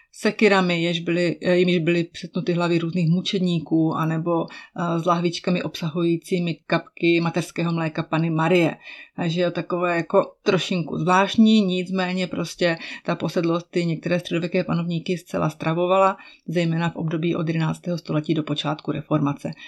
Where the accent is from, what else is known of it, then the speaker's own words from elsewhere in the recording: Czechia; mé rodné město